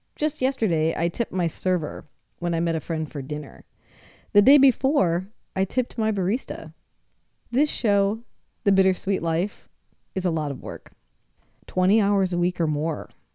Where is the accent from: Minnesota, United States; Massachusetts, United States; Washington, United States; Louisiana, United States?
Minnesota, United States; now in Seattle, United States; I grew up in Minnesota